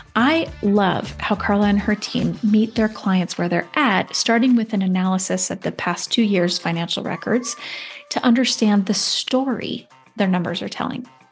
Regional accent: Seattle, Washington, United States; I grew up in the Seattle area

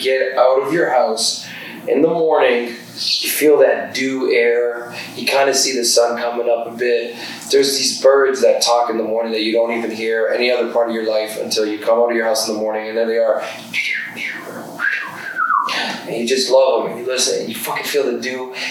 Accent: Toronto, Ontario, Canada; I grew up in the West End. I grew up in like a sewer

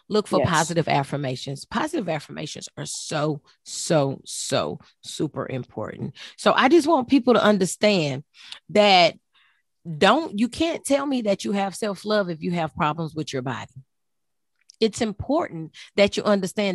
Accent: Texas, United States; now in South Carolina, United States; I'm from Texas. We grew up on Bluebell

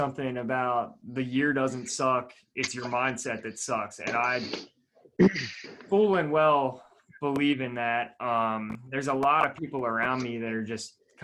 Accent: Manheim, Pennsylvania, United States; also born or lived in Pittsburgh; I'm from Mannheim, which is a small town in Lancaster, like 15, 20 minutes outside of Lancaster City.

